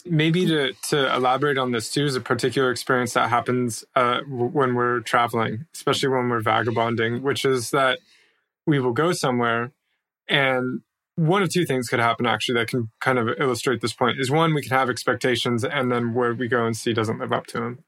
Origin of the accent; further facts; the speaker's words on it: United States; moved away as an adult; as an American